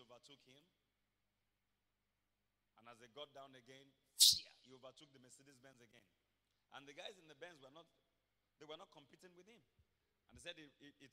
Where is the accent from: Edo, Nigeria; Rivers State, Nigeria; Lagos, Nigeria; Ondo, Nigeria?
Ondo, Nigeria; Akoko; moved away; Akoko in Ondo State, I'm from Ibrokwa, Akoko. Ikare is just 2 towns away from my hometown.